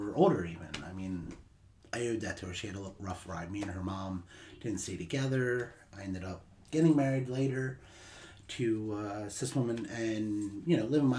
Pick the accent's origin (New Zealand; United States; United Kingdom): United States; Atlantic City, New Jersey; I grew up in South Jersey, right outside of Atlantic City, New Jersey